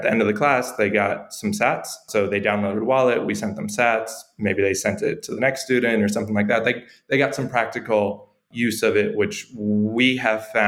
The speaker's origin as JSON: {"language": "English", "region": "New York", "country": "United States", "moved": "as an adult", "lives_now": "El Salvador", "said": "I'm from New York. I'm from the United States. I've been here living in El Salvador since August."}